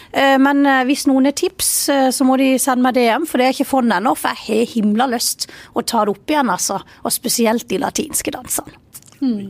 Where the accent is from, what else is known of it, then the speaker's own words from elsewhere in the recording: Vennesla, Agder, Norway; jeg er stolt av, av Vennesla, og jeg er stolt av der jeg kommer fra, og stolt av dialekta